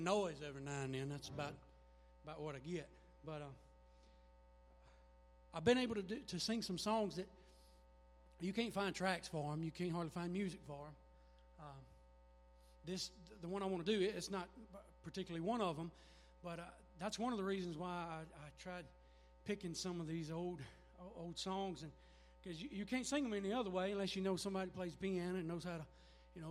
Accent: Mississippi, United States; I'm from Mississippi

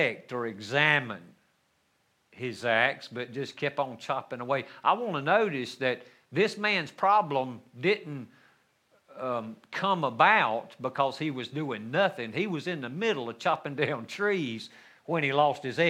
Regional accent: North Carolina, United States; we lived in the mountains of North Carolina, not my hometown, but even up higher on a mountain

